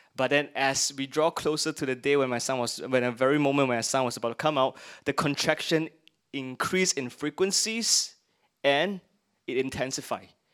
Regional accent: Singapore; we are Singaporeans. I'm glad I'm Singaporeans and I get the perks of being a Singaporean

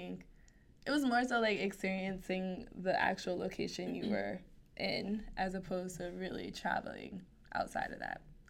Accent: United States; And I bring up race because I'm American, and that's all I know.

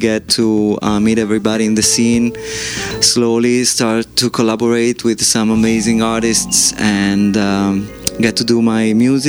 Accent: New York, United States; I grew up in New York as a musician.

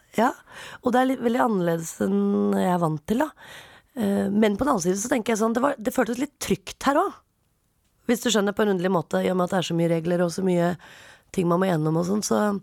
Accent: Oslo, Norway; jeg er fra Oppsal.

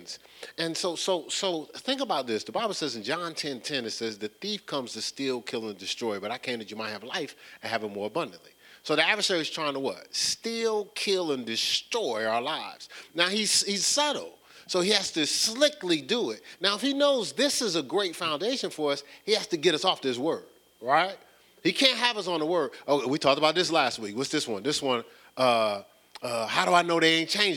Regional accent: Newark, New Jersey, United States; moved away; I was born in Newark, New Jersey. So I'm more of a Newarkan

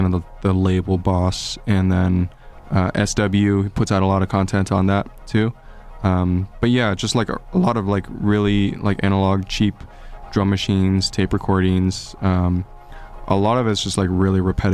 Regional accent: San Jose, California, United States; moved away as an adult; also born or lived in Boulder, Colorado; now in Frederick, United States; I'm originally from California. I'm from San Jose, but I've been out in Colorado for 10 years now.

